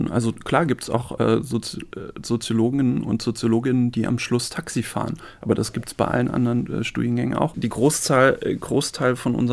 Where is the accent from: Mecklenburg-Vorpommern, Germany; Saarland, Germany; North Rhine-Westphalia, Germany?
Saarland, Germany; Spießen-Elversberg; Sie haben gerade dankenswerterweise gesagt, ich komme aus Neunkirchen, bin aber eigentlich noch, noch nicht mal aus der Stadt Neunkirchen, sondern aus dem Dorf Spießen-Elversberg.